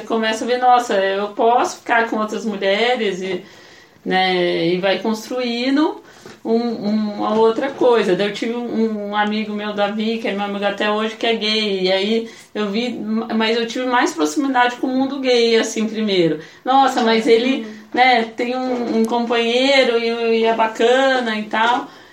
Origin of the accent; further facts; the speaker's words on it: Taubaté, São Paulo, Brazil; moved away as an adult; also born or lived in Campinas; sou de Taubaté, vim pra Campinas pra fazer sociologia